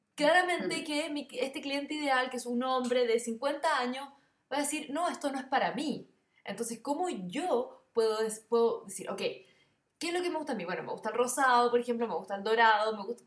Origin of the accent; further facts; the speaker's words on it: Chile; yo soy más chilena que los porotos